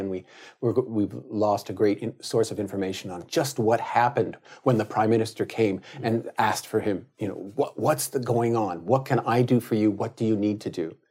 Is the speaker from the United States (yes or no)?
yes; California, United States; as a Californian